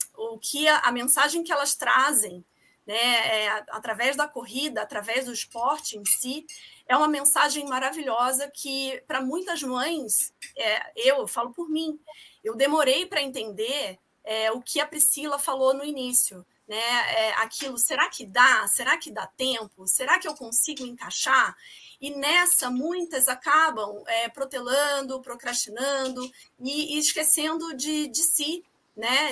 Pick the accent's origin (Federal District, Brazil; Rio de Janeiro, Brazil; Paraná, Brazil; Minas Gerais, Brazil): Rio de Janeiro, Brazil; moved away as an adult; now in São Paulo, Brazil; eu sou carioca também, mas eu moro aqui em São Paulo há 16 anos